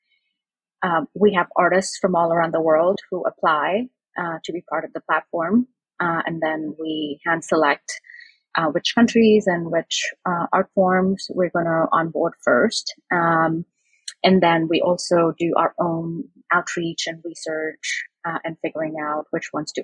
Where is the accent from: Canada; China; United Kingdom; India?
India; now in Brooklyn, United States; I grew up in India